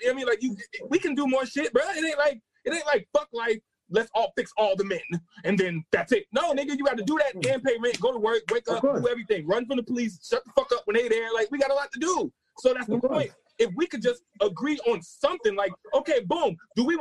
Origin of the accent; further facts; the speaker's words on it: United States; being American